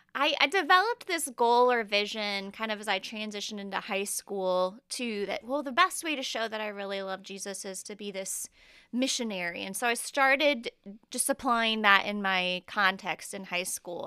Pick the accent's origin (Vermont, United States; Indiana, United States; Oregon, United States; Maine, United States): Indiana, United States; Indianapolis; moved away as an adult; now in Huntington, United States; I'm originally from Indianapolis